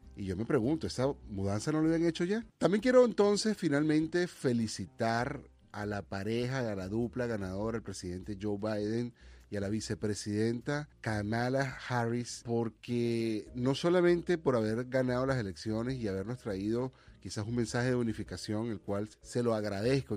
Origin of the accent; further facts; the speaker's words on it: Venezuela; now in United States; como venezolano